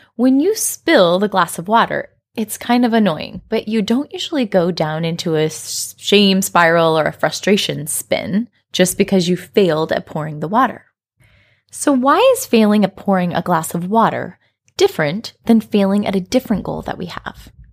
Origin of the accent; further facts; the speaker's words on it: Colorado, United States; I grew up in Colorado in the United States